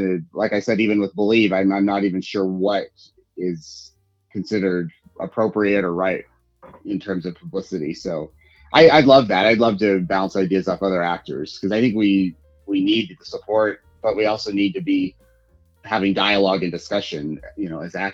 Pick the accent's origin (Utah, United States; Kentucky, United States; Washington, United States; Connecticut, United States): Utah, United States; now in Los Angeles, United States; my home state of Utah